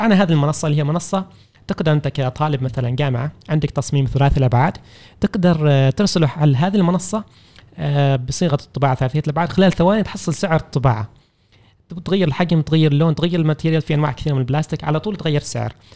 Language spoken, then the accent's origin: Arabic; Oman; احنا كعمانيين